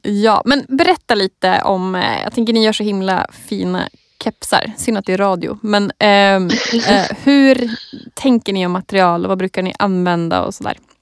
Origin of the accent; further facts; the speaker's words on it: Jämtland, Sweden; Jag är också från Jämtland